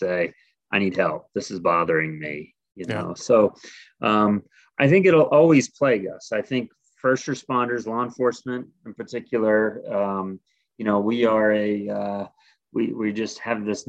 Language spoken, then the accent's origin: English; Middletown, Rhode Island, United States; moved away as an adult; also born or lived in Ohio / Northern Kentucky; now in New Mexico, United States; I was born and raised in Middletown, Rhode Island